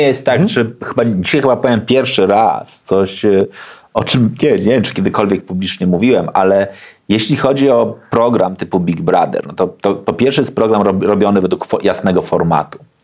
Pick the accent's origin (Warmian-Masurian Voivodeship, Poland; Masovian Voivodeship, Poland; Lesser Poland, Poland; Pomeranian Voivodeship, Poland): Pomeranian Voivodeship, Poland; Gdańsk; się wychowałem na Gdańskiej Zaspie, w blokowisku